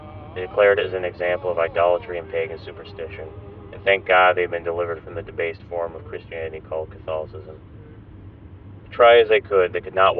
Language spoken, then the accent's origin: English; Providence, Rhode Island, United States; I remember growing up in Providence, Rhode Island, in what was an Italian ghetto. I did not know I lived in a ghetto. All I knew was that everyone around me spoke Italian, or rather some southern dialect